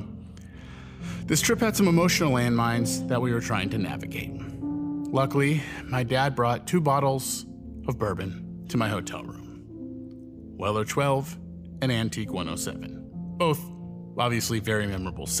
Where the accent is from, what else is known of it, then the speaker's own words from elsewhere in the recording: New York, United States; I'm a New Yorker